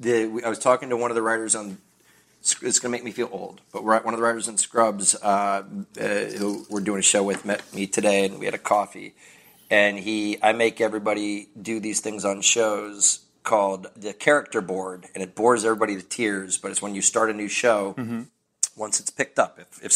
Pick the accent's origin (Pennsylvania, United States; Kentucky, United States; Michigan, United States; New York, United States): Kentucky, United States; My family didn't have a lot of money when we were growing up in Kentucky in a small town that only had one school and no Main Street.